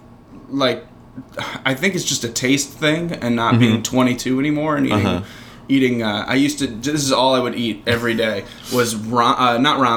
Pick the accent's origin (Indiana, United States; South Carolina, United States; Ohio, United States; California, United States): Ohio, United States; Cleveland; moved away as an adult; now in Brooklyn, United States; I'm from Cleveland